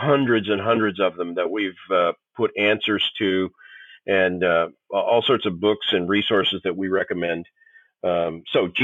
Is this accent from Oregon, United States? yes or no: no; Tulsa, Oklahoma, United States; I grew up in Tulsa, Oklahoma, which was the headquarters of the charismatic movement at the time